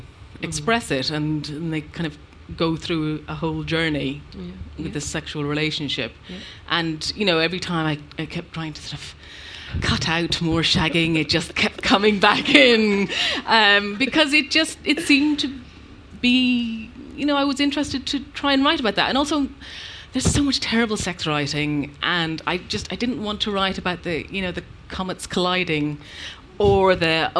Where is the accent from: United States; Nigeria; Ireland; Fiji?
Ireland; moved away; also born or lived in London; I am an Irish person and an Irish writer.